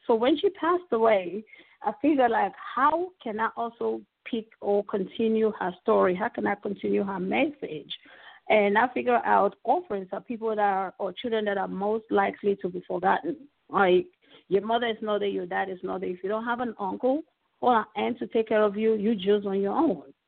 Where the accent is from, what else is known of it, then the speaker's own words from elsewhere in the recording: Cameroon; now in United States; I'm originally from Cameroon, you know, migrated here.